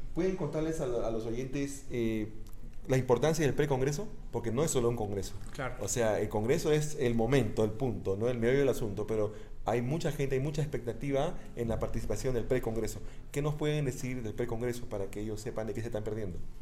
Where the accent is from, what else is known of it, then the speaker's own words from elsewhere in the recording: Ecuador; acá en Ecuador